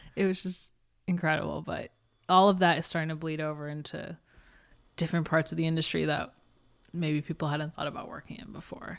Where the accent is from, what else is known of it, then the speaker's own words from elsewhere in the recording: Texas, United States; moved away; I grew up in Texas